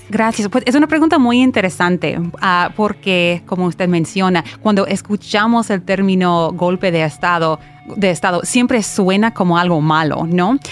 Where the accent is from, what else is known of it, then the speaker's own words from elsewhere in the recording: United States; estoy estudiando esos asuntos en, ah, en, los Estados Unidos